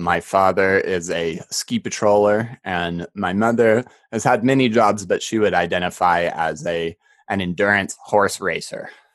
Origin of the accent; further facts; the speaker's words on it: Park City, Utah, United States; growing up in Park City